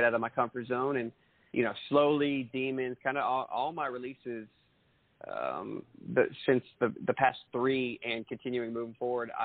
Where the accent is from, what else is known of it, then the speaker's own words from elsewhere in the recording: central Maine, United States; moved away as an adult; also born or lived in Los Angeles; now in Nashville, United States; I grew up in central Maine for about 19 years or so